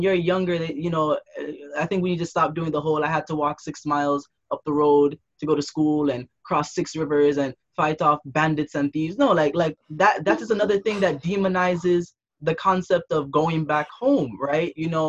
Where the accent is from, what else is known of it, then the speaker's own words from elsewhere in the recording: Jamaica; All right, so I'm not African, right? But I'm Jamaican, and so that threat of being sent back to the home country has always been a thing.